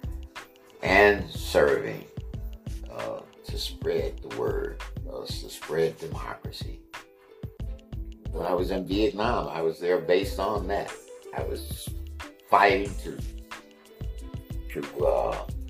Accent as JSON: {"language": "English", "country": "United States", "said": "ourselves as being Americans"}